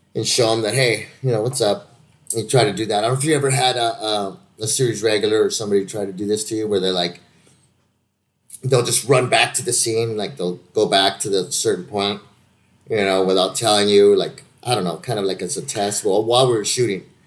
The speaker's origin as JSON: {"language": "English", "region": "California", "country": "United States", "said": "I'm a Californian"}